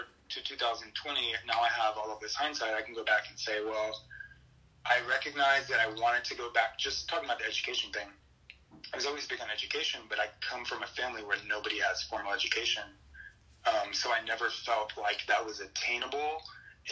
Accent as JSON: {"language": "English", "town": "Luckenbach", "region": "Texas", "country": "United States", "tie": "born or raised there", "also_born_or_lived": "Saginaw, Michigan", "said": "And I'm from Texas. I grew up outside of Austin in Hill Country near Luckenbach"}